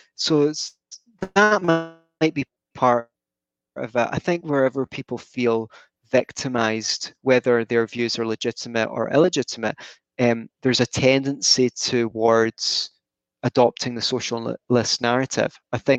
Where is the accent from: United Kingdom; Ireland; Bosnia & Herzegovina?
United Kingdom; Scotland; I feel British as well as Scottish. I feel more Scottish than British, but I also feel a little bit British.